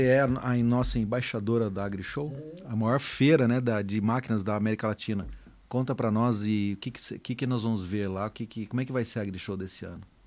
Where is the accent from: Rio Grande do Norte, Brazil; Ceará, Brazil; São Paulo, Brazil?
São Paulo, Brazil; Taquaritinga; eu sou lá de, de Taquaritinga, né? Então aprendi a dirigir em cima de um trator